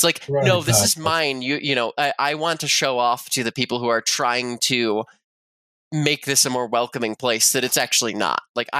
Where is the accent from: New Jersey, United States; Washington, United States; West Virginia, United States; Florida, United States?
West Virginia, United States; as a kid growing up in West Virginia.